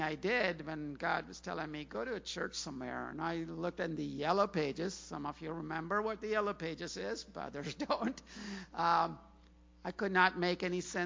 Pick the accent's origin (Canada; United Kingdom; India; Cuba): India; Chennai, Tamil Nadu; moved away as an adult; also born or lived in Ames, Iowa / Clemson, South Carolina; now in Virginia, United States; I was an international student, came from Chennai, India